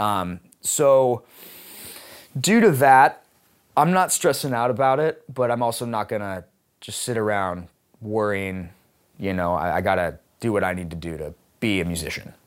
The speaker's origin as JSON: {"language": "English", "town": "Seattle", "region": "Washington", "country": "United States", "tie": "born or raised there", "said": "I choose to stay in Seattle and f, operate out of here is because, um, not just, one, it's my hometown"}